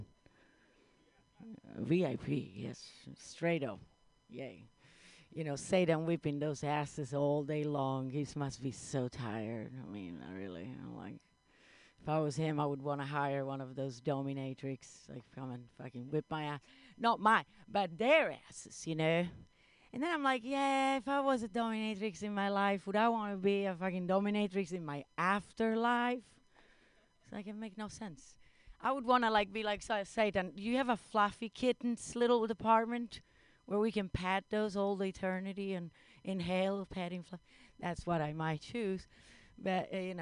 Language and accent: English; Italy; I'm from Italy